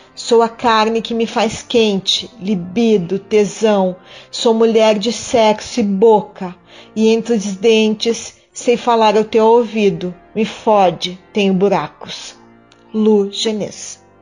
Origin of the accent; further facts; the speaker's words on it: Curitiba, Paraná, Brazil; Sou curitibana, moro em Curitiba desde que nasci